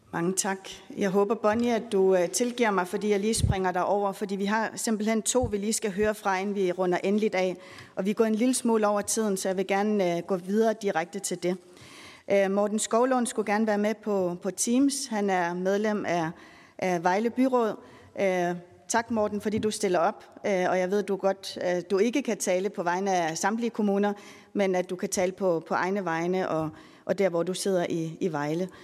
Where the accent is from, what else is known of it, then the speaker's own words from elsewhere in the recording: Greenland; now in Denmark; Vi har jo rigtig mange rejsehold hjemme i Grønland